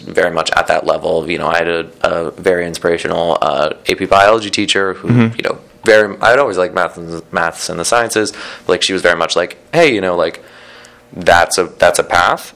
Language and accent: English; San Diego, California, United States; moved away as an adult; also born or lived in Boston, Massachusetts; I'm born and raised in San Diego, or just north of San Diego. I lived there for 18 years.